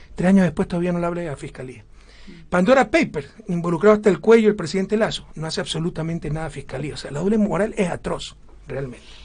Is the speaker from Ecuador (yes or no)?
yes; Ecuador